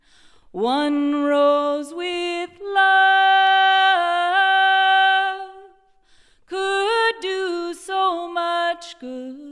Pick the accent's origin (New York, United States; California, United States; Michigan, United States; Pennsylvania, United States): California, United States; when I was a little girl growing up in California, my parents were in bluegrass bands